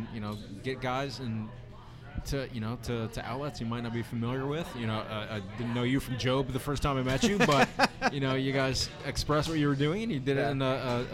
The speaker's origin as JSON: {"language": "English", "region": "Indiana", "country": "United States", "tie": "born or raised there", "also_born_or_lived": "Chicago / Salt Lake City", "moved": "as an adult", "said": "I'm back here building professional soccer in my home state"}